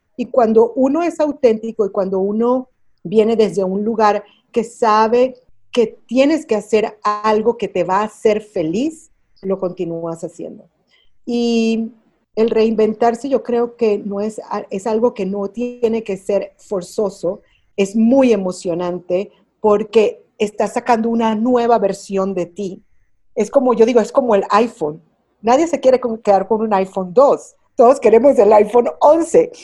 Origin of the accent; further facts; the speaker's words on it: Miami, Florida, United States; moved away as an adult; also born or lived in Venezuela / New York; now in Mexico; Yo nací en Venezuela, Ah, y a muy temprana edad mis familias se muevan a los Estados Unidos, mi mamá venezolana, mi papá cubano, pero crecida en Miami, en los Estados Unidos.